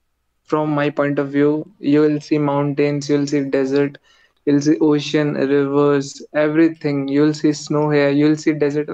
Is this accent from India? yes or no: yes; India; I'm from India.